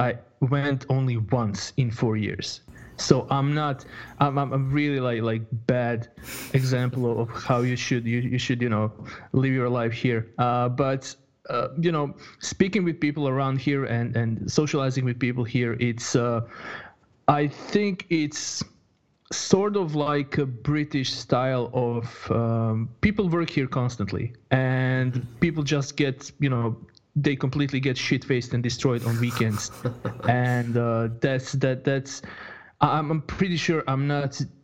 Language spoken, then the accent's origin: English; Croatia; moved away as an adult; also born or lived in Bosnia and Herzegovina; now in Sweden; I was I was born in Bosnia in uh, 1985, mm-hmm. and uh, after after living in a war zone, so early 90s, 91, I moved to uh, 91 or early 92. I'm not I'm not 100% sure, but I moved then to uh, to Croatia.